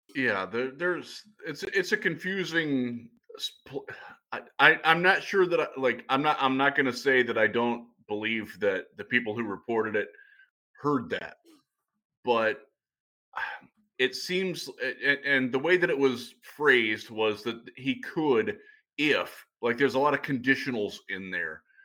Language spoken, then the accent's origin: English; Cleveland, Ohio, United States; I'm from Cleveland